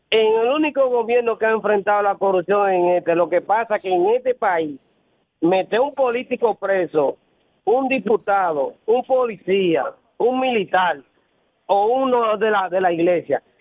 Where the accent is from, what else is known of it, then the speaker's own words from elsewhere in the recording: Dominican Republic; los que somos dominicanos?